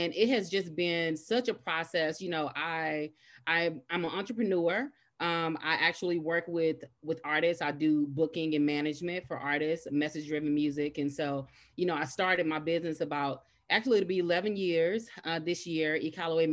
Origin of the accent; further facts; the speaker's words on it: Dallas, Texas, United States; originally born and raised in Dallas